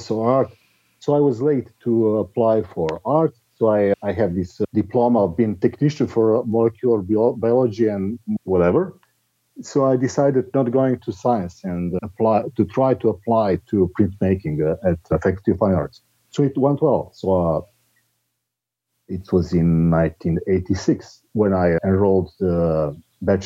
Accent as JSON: {"language": "English", "town": "Belgrade", "country": "Serbia", "tie": "born or raised there", "said": "I'm living in Belgrade, which is my hometown in Serbia"}